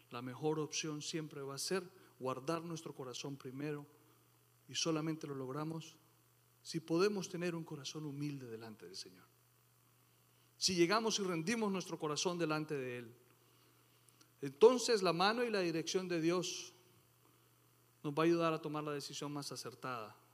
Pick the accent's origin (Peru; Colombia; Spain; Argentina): Colombia; moved away; Después de tanto tiempo que yo me vine de Colombia y volví buscando eso que extrañaba, me encontré que eso ya no existía.